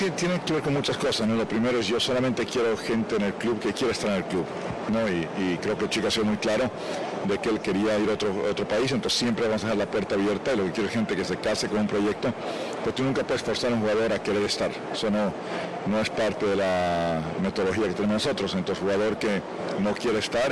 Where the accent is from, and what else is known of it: Bolivia